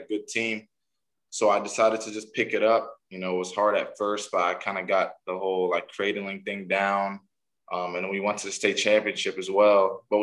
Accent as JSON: {"language": "English", "town": "Grafton", "region": "Massachusetts", "country": "United States", "tie": "born or raised there", "also_born_or_lived": "Framingham, Massachusetts", "said": "where I grew up in Framingham, before I moved to Grafton"}